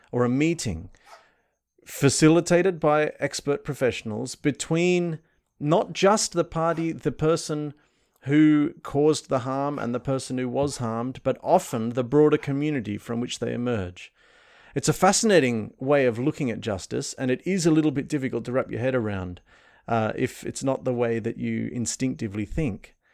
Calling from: Sydney, New South Wales, Australia; So I'm … and I'm joining from Sydney.

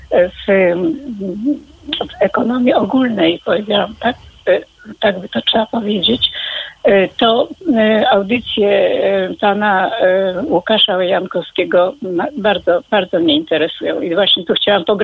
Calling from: Warsaw, Masovian Voivodeship, Poland; Dochodzi, dochodzi, bo jestem z Warszawy.

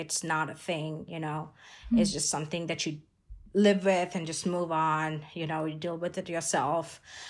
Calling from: Boise, Idaho, United States; And I'm calling in from Boise, Idaho, if people don't know where that is from.

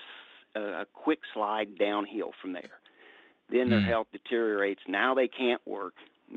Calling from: Southern Ohio, United States; I'm calling from Southern Ohio, local 413.

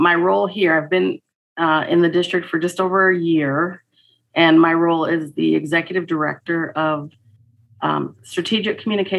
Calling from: Minneapolis, Minnesota, United States; I am joining you from Minneapolis, Minnesota.

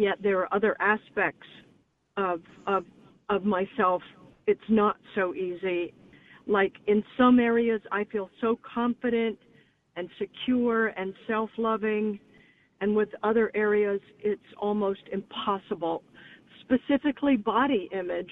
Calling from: Los Angeles, California, United States; I'm calling from Los Angeles.

